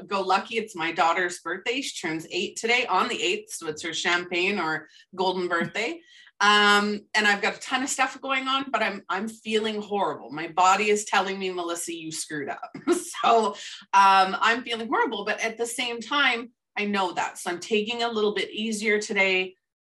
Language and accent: English; Canada; I am a Canadian